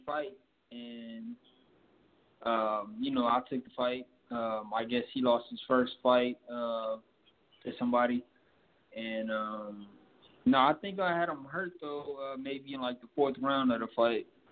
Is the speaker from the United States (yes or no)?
yes; Milwaukee, Wisconsin, United States; also born or lived in Las Vegas; I'm from Milwaukee, Wisconsin